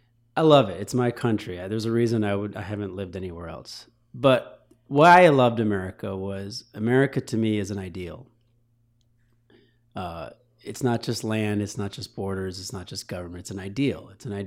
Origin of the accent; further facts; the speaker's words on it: Troy, Michigan, United States; also born or lived in Cherry Hill, New Jersey / Ridgewood / Ann Arbor, Michigan / Chicago, Illinois; I was born in Cherry Hill, New Jersey. So Harold and Kumar, that's up my alley. Grew up in Ridgewood, moved to Ann Arbor. Most of my middle school, high school was Troy, Michigan.